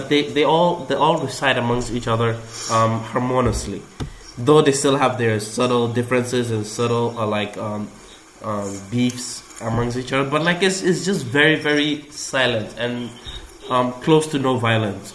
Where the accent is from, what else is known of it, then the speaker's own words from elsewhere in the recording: Malaysia; moved away; growing up in Malaysia